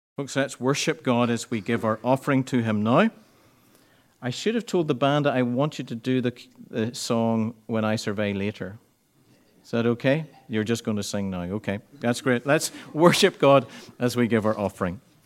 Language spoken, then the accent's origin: English; Ireland; we're Irish